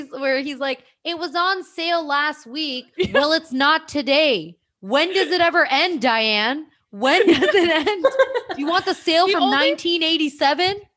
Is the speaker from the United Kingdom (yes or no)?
no; India; And if anyone's not watching the IGTV, I am Indian. I have brown skin.